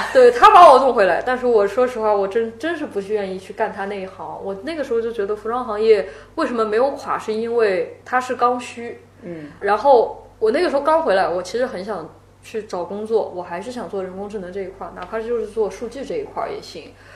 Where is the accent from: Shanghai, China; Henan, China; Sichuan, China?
Shanghai, China; also born or lived in United States; 我住杨浦嘛，我本身土生土长的杨浦人